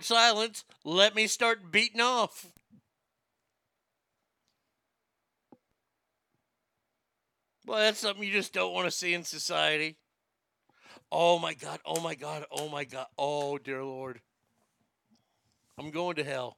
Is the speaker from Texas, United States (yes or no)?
yes; Garland, Texas, United States; It is your typical small Texas one-street town. It's got a square. Yes, it's my hometown